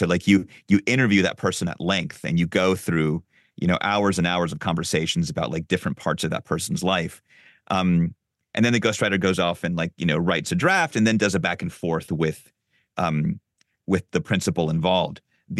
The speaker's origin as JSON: {"language": "English", "region": "Lima", "country": "Peru", "tie": "born or raised there", "said": "I grew up in Lima in Peru"}